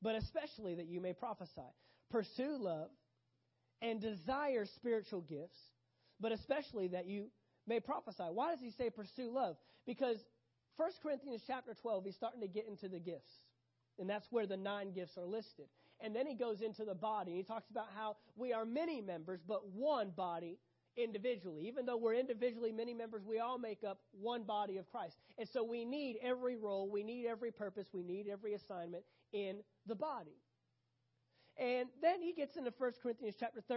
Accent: United States; especially as an American nation, Americanized individuals

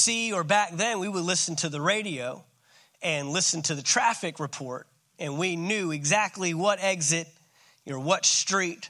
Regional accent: Dallas-Fort Worth Metroplex, Texas, United States; also born or lived in San Antonio, Texas; I grew up in the Dallas-Fort Worth Metroplex, my entire, all but 5 years of the first 18 years of my life, and the first 5 were in San Antonio

